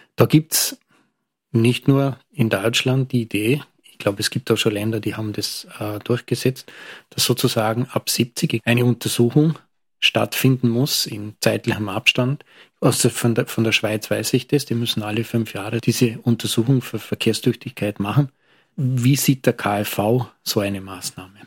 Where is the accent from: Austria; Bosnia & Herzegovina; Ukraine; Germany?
Austria; Lustenau, Vorarlberg; meiner Heimatgemeinde, weil in Lustenau